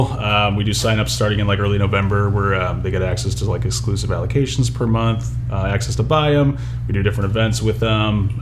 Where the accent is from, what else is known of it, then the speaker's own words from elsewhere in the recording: Dyer, Indiana, United States; moved away as an adult; now in California, United States; I grew up in Northwest Indiana. My folks are from Dyer. That's where I grew up. I've been in California for going on 11 years